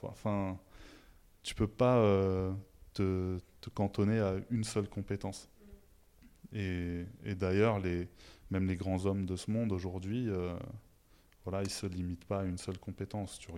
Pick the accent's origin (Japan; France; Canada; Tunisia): Tunisia; southern Tunisia; La mienne, il n'y avait pas de zélie chez moi. je viens du sud de la Tunisie. Et euh, chez moi, les maisons sont blanches